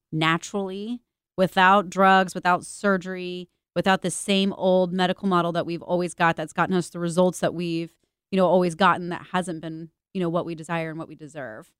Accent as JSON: {"language": "English", "region": "Missouri", "country": "United States", "said": "I'm from Missouri"}